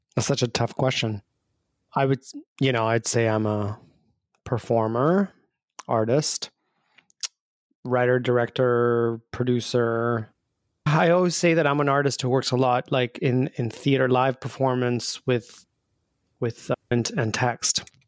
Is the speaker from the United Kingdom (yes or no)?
no; Albania; moved away; I grew up back home in Albania